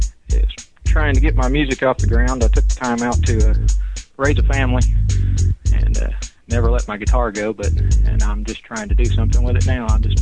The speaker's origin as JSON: {"language": "English", "town": "Chattanooga", "region": "Tennessee", "country": "United States", "said": "I'm 40, and I'm from Chattanooga, Tennessee."}